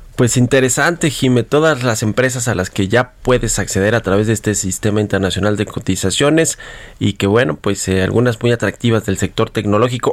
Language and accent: Spanish; Mexico; todos nosotros que no solo somos los accionistas de Pemex, todos los mexicanos